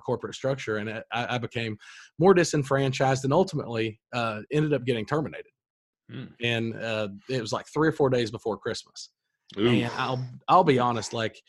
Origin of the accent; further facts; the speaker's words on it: Corbin, Kentucky, United States; I was born in Corbin, Kentucky, grew up here, went to college locally.